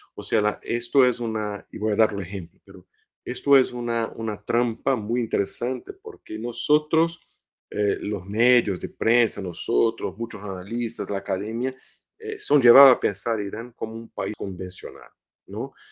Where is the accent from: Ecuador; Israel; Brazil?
Brazil; Spanish is a second language; Brasil, por ejemplo, que es mi país de origen